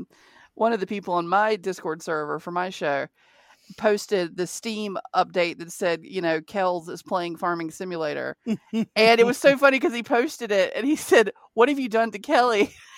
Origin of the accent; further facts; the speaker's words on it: the South, United States; I'm from the South. I know farmers. I grew up on a horse ranch.